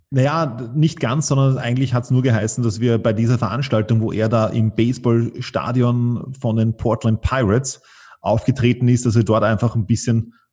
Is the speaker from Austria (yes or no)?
yes; Vienna, Austria; Also ähm, beides. Wir hatten ein Haus am Land und ich war auch eine Zeit, also ich war, einen Teil meiner Schulkarriere war ich in Wien, einen Teil meiner Schulkarriere war ich am Land draußen.